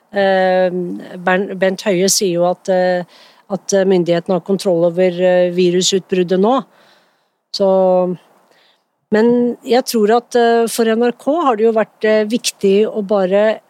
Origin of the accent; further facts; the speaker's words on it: Norway; jeg er født i Norge